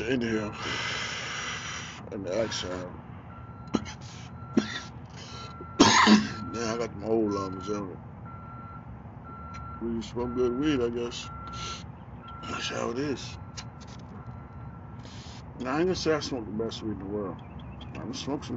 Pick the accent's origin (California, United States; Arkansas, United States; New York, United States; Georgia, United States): New York, United States; New York City; also born or lived in Manhattan / Harlem / Bronx / Long Island; now in Roanoke, United States; I moved out here from New York. Born and raised in New York